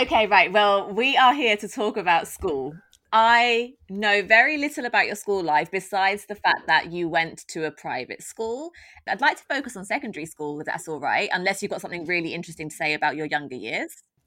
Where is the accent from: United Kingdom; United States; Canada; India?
United Kingdom; London; I was brought up in Tottenham, I'm from a very working class background